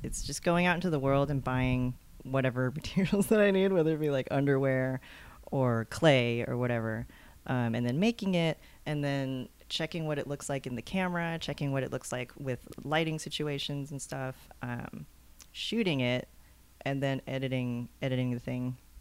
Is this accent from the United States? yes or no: yes; Texas, United States; I grew up in Texas